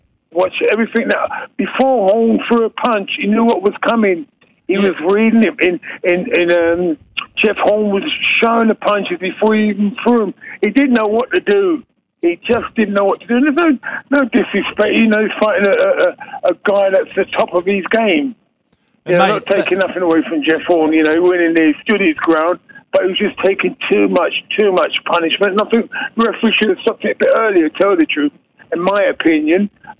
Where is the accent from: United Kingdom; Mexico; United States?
United Kingdom; England; now in Australia